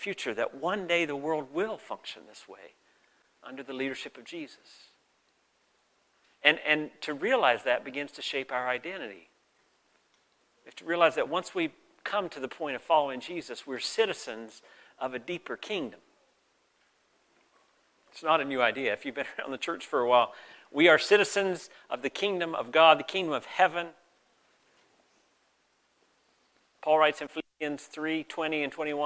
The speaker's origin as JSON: {"language": "English", "region": "the American South", "country": "United States", "tie": "born or raised there", "also_born_or_lived": "Mexico", "moved": "as an adult", "lives_now": "Canada", "said": "I grew up in the American South, which really shaped me"}